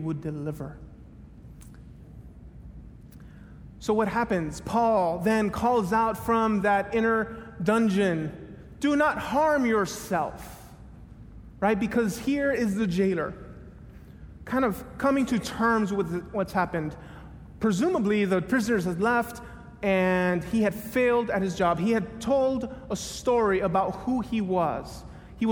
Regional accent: Miami, Florida, United States; moved away as an adult; also born or lived in Tennessee; I grew up in Miami, went to school in Tennessee

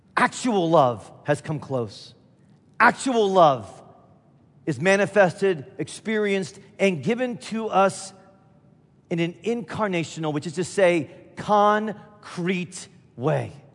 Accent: Midwest, United States; I'm from the Midwest

